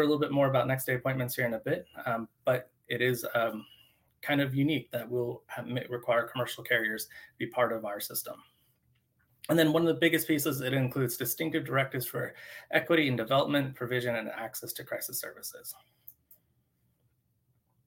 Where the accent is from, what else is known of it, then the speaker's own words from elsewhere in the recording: Eastern Washington, United States; moved away; I was originally from Eastern Washington and I moved across the state